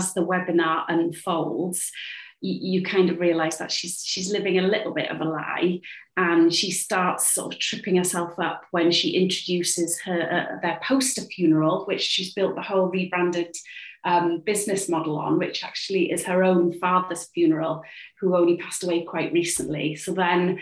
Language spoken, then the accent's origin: English; Cardiff, Wales, United Kingdom; I'm a playwright. I write for theatre, TV and radio, and I'm from Cardiff